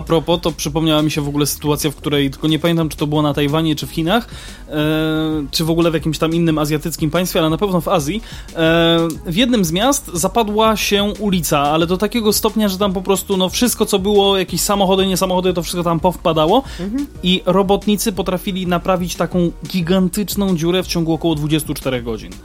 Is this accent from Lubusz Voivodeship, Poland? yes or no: no; Kraków, Lesser Poland, Poland; u nas w Krakowie